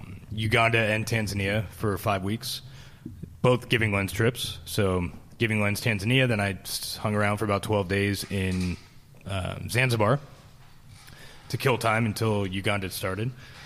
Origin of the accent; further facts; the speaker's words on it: Philadelphia, Pennsylvania, United States; also born or lived in Cleveland / Los Angeles / San Francisco Bay Area; now in Boise, United States; Philadelphia to Cleveland to Los Angeles to San Francisco Bay Area. But San Francisco, I was in for 21 years, and so that's what home. I consider home.